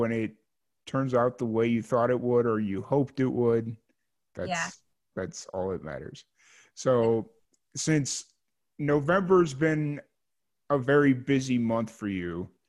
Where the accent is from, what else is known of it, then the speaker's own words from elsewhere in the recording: Chicago, Illinois, United States; moved away; where I grew up in Chicago